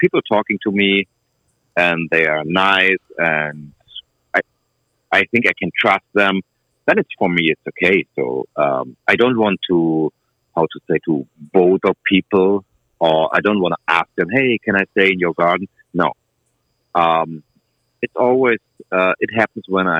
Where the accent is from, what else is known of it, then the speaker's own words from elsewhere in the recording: southwest Germany, Germany; English is a second language; also born or lived in Mexico City, Mexico; I was born in Mexico City, but I never learned Spanish. So I grew up in Germany.